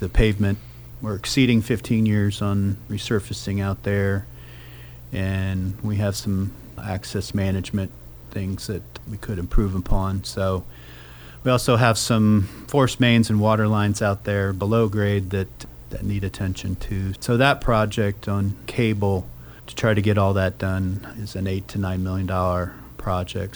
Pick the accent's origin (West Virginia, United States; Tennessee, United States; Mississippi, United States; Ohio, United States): Ohio, United States; Wapakoneta; moved away as an adult; also born or lived in Lehigh University, Pennsylvania / Columbus, Ohio; born and raised in, in Wapakoneta